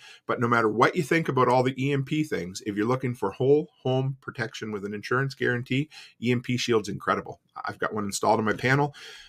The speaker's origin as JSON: {"language": "English", "town": "Digby", "region": "Nova Scotia", "country": "Canada", "tie": "born or raised there", "said": "I'm from Digby."}